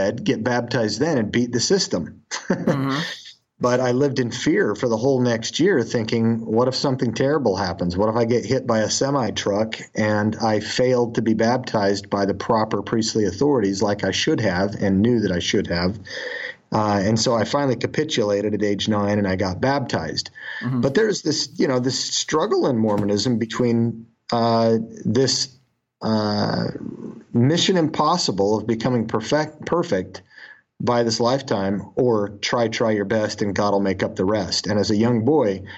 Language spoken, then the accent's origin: English; Utah, United States; That's what I grew up with in Utah